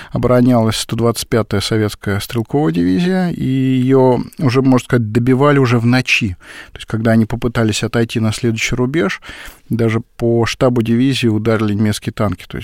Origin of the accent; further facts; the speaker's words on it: Tashkent, Uzbekistan; Вот, например, в моем родном городе Ташкенте как появился 84-й авиационный завод?